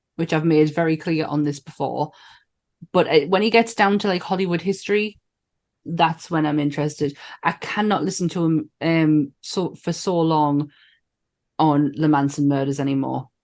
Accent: Sunderland, North East England, United Kingdom; I'm from Sunderland and we're nowhere near Liverpool

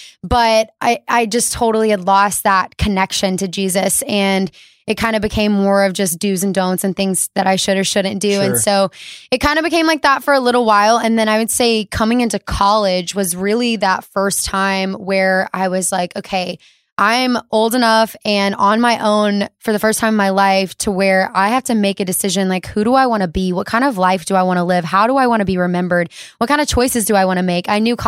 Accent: Alabama, United States; I'm from Alabama, so we didn't have like a good airport.

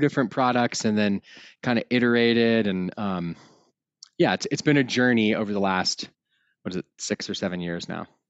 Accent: outside of Austin, Texas, United States; now in Colorado, United States; I was raised outside of Austin, Texas

